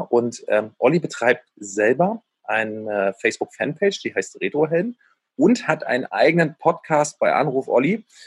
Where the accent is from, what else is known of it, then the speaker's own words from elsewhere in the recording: Berlin, Germany; Also ich bin ja in äh, Ostberlin aufgewachsen, aber direkt äh, in Mitte an der Grenze zu Westberlin